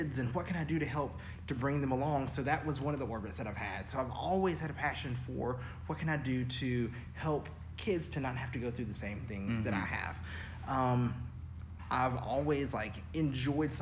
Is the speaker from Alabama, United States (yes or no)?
yes; Auburn, Alabama, United States; also born or lived in Birmingham, Alabama; I grew up, born and raised in Auburn, Alabama